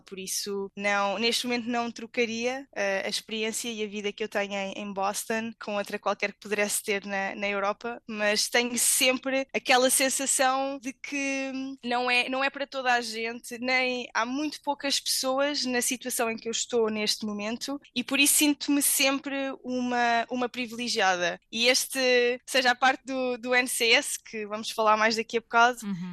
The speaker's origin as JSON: {"language": "Portuguese", "country": "Portugal", "also_born_or_lived": "Madrid, Spain / Santiago de Compostela, Spain / Angers, France", "moved": "as an adult", "lives_now": "Arlington, United States", "said": "Saí de Portugal eh, em 2011"}